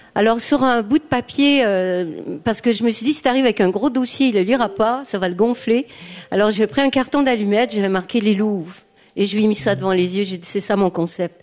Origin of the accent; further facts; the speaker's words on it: Quebec, Canada; also born or lived in Basque Country / Valais, Switzerland; now in Switzerland; je suis québécoise